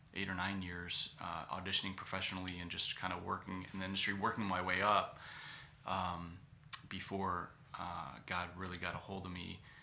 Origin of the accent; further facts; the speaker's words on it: Cleveland, Ohio, United States; moved away as an adult; also born or lived in California; my hometown, which is Cleveland